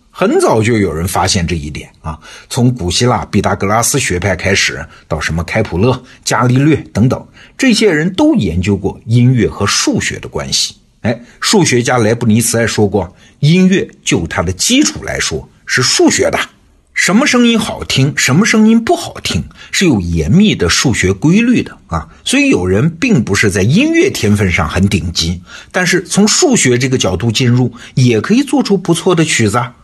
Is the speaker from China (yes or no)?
yes; China; 我们中国人